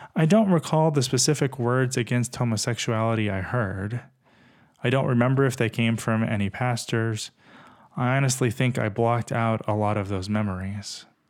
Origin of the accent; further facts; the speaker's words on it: Texas, United States; Growing up in Texas as a gay kid